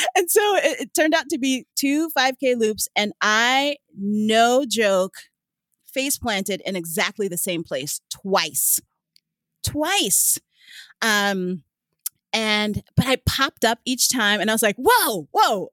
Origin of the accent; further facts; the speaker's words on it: New York City, New York, United States; moved away as an adult; now in Vermont, United States; I grew up in New York City